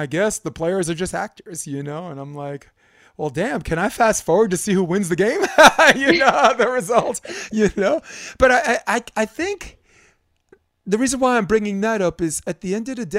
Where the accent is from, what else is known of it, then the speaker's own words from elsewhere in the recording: New York City, New York, United States; I'm from New York City